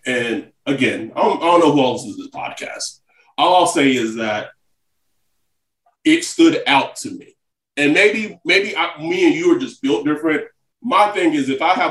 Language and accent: English; United States; moved away; also born or lived in Pacific Time zone; I was born and raised in Central Time